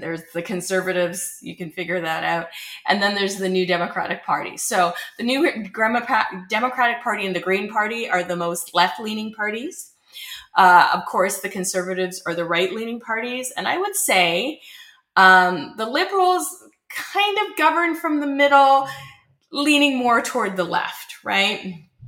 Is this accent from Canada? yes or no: yes; Canada; As a Canadian born and raised for the last 50 years, I've lived in Canada